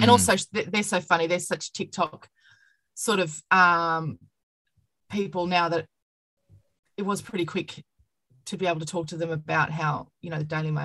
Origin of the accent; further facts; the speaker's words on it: Toowoomba, Queensland, Australia; now in Melbourne, Australia; I grew up in Toowoomba